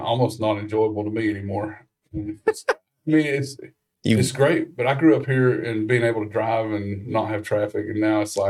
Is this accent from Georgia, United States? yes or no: yes; Rossville, Georgia, United States; This is my hometown, Ross Vegas. Rossville.